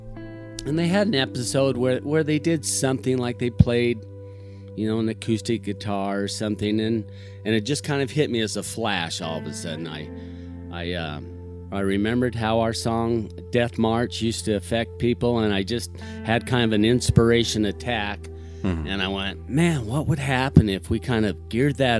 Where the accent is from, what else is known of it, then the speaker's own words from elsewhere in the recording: Idaho, United States; also born or lived in Salt Lake City, Utah / Los Angeles, California; I grew up in Idaho, born in SLC, Utah, but spent most of my life in Idaho